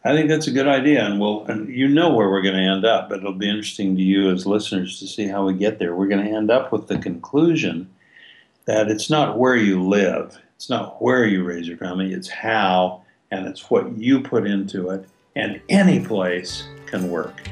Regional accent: Logan, United States; I grew up in Logan, sleepy little town

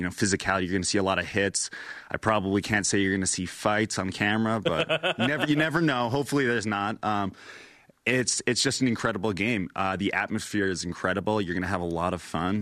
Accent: small town in southern Alberta, Canada; moved away as an adult; now in Provo, United States; I come from Canada, small town in southern Alberta.

